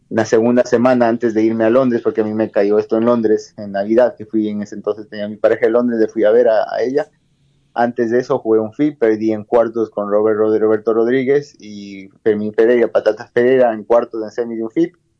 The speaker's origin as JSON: {"language": "Spanish", "country": "Ecuador", "said": "yo soy el único ecuatoriano"}